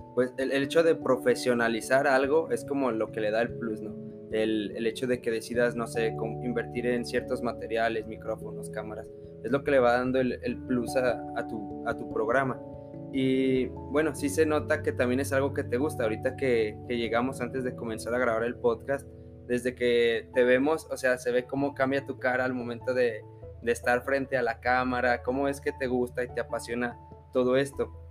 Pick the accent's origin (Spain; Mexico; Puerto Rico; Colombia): Mexico; nosotros como mexicanos